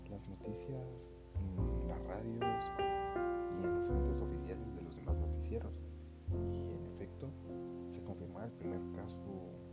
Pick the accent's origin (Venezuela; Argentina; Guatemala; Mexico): Guatemala